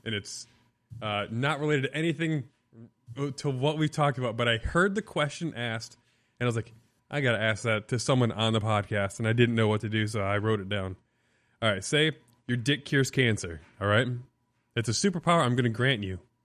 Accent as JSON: {"language": "English", "town": "South Beloit", "region": "Illinois", "country": "United States", "tie": "born or raised there", "moved": "yes", "lives_now": "Florida, United States", "said": "I grew up in South Beloit, Illinois"}